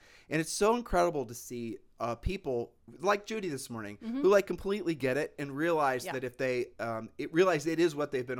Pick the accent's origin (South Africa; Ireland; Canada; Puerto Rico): Puerto Rico; We're from Puerto Rico, people.